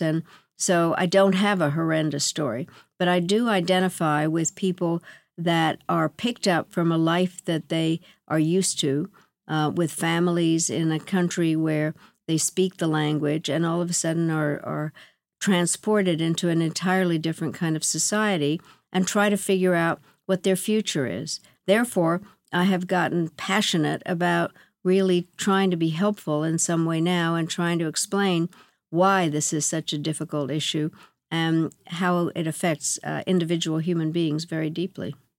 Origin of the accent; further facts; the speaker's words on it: United States; I am mortified as an American